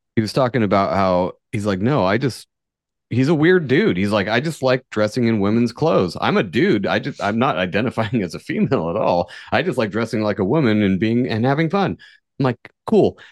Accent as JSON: {"language": "English", "region": "far northern California", "country": "United States", "tie": "born or raised there", "said": "This is in my hometown. This is northern, far northern California where everybody's a fucking redneck"}